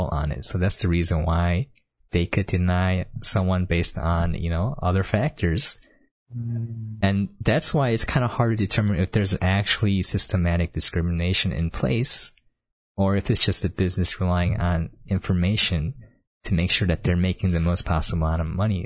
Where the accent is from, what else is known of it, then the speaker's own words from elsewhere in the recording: United States; growing up in America